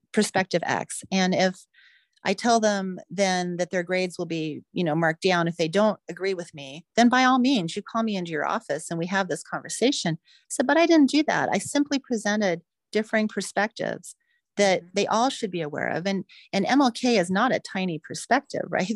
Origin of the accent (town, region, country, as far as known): United States